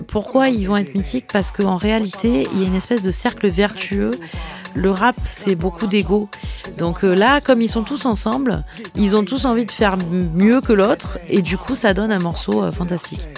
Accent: Marseille, Provence-Alpes-Côte d'Azur, France; quand on est Marseillais, on a grandi dans cette culture

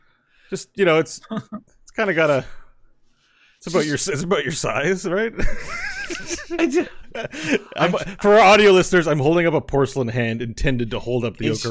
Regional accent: Elmer, New Jersey, United States; There was a homeless guy where we grew up in Elmer, and his name was Red.

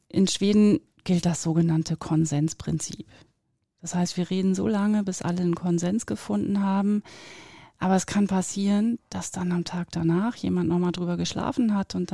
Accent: near Oldenburg, North German Plain, Lower Saxony, Germany; now in Zurich, Switzerland; ich bin auf vier Metern über Meeresspiegel geboren in der Nähe von Oldenburg, also norddeutsche Tiefebene nennt man das ja auch bin auf 44 Metern, das ist jetzt kein Witz mit diesen ganzen vielen, ähm, aufgewachsen. Und ähm, ja, lebe jetzt in Zürich in der schönen Schweiz

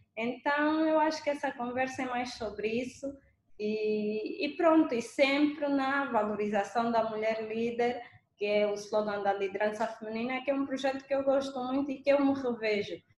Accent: Angola; nos anos 90, quando eu, quando eu era pequenina em Angola

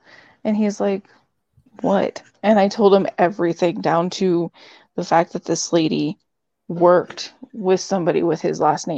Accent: Netherlands; We're all from the Netherlands.

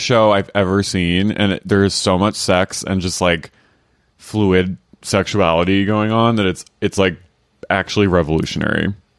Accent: United States; also born or lived in London; I was from America

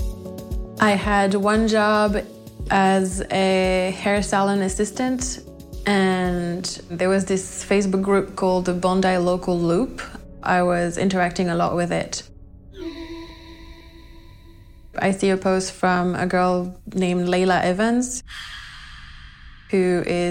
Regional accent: Nantes, Pays de la Loire, France; moved away as an adult; also born or lived in Sydney, Australia; I was born in France, in Nantes, and I traveled quite a bit.

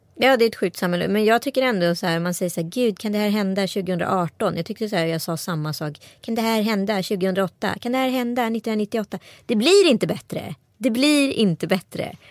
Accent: Strömstad, Västra Götaland, Sweden; jag har vuxit upp i Strömstad kommun

